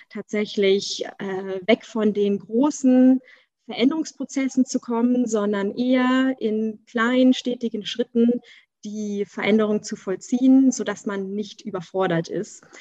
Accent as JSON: {"language": "German", "region": "Berlin", "country": "Germany", "tie": "born or raised there", "said": "Also ursprünglich bin ich eine der wenigen Ur-Berliner noch mit Eltern und Großeltern, äh, alle aus Berlin, ne? kommt ja selten noch vor."}